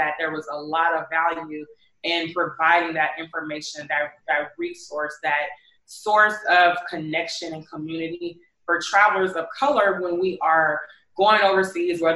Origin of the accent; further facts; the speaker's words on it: Houston, Texas, United States; moved away as an adult; now in Bangkok, Thailand; I'm originally from Houston